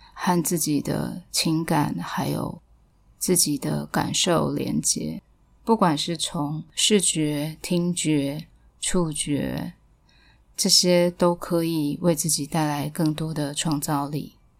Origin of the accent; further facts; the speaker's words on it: Taipei, Taiwan; 我记得我小时候其实是不是很喜欢离开 台北去到其他的乡镇